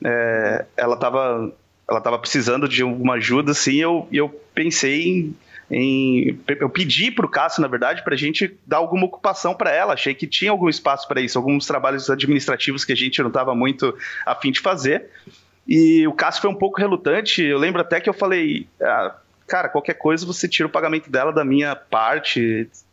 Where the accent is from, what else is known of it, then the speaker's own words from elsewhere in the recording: Diadema, São Paulo, Brazil; now in Florianópolis, Brazil; sou de Diadema, de São Paulo